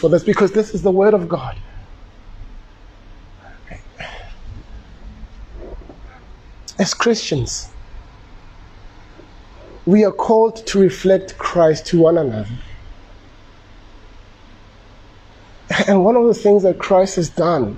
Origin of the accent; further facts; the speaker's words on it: Soshanguve, Gauteng, South Africa; when I was growing up in Soshanguve